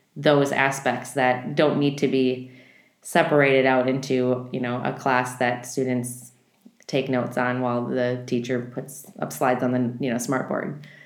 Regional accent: Midwest, United States; I grew up in the Midwest

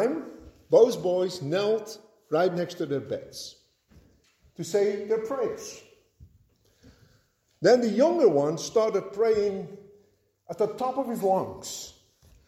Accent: Netherlands; moved away; growing up in Holland

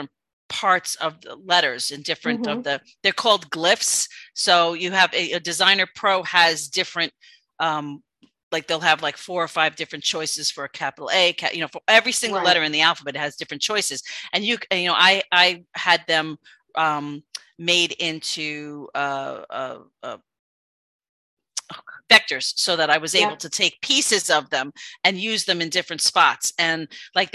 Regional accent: New York, United States; being a New Yorker

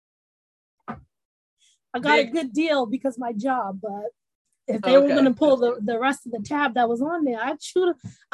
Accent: Cambridge, Massachusetts, United States; also born or lived in New York City; I'm originally from Cambridge, Mass, which is about 2-5 minute drive from Boston

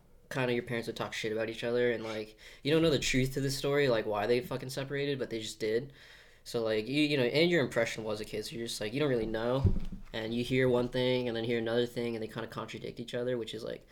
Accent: Glendale, Arizona, United States; early life, I grew up here in Glendale

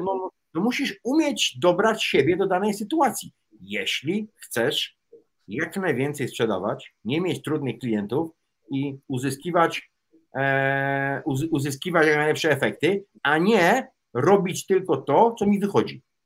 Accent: Łódź, Łódź Voivodeship, Poland; ja się wychowałem w Łodzi na starych bałutach

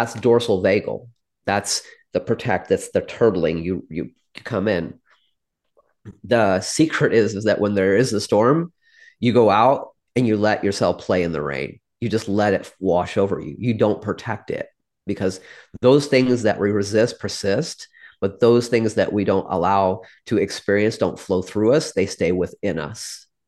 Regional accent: Midwest, United States; I am from a small Midwestern town. My dad was an immigrant who grew up in abject poverty

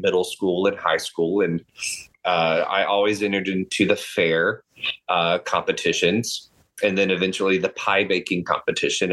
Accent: Eastern North Carolina, United States; now in Texas, United States; I grew up in Eastern North Carolina.

